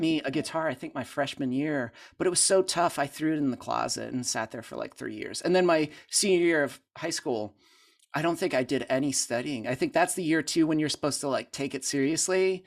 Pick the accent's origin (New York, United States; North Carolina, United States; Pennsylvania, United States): Pennsylvania, United States; Pittsburgh; moved away as an adult; now in Franklin, United States; I grew up in Pittsburgh